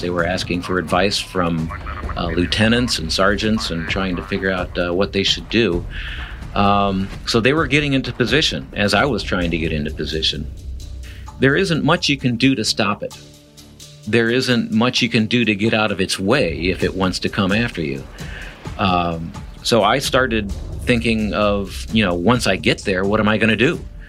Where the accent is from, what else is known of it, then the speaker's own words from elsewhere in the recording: Midwest, United States; now in San Diego, United States; I'm from the Midwest